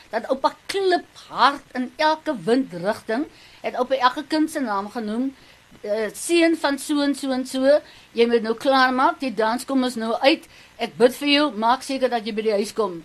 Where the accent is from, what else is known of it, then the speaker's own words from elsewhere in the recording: Namibia; now in South Africa; i am from Namibia